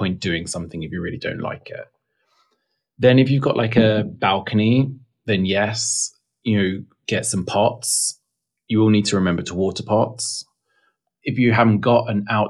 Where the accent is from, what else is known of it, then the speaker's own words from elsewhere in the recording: England, United Kingdom; now in Texas, United States; being English